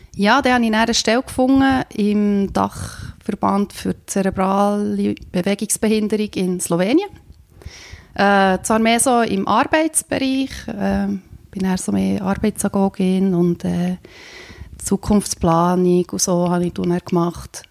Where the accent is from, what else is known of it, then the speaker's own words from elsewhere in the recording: Bern, Switzerland; moved away as an adult; also born or lived in Slovenia; ich bin äh, in Bern aufgewachsen, in einem Dorf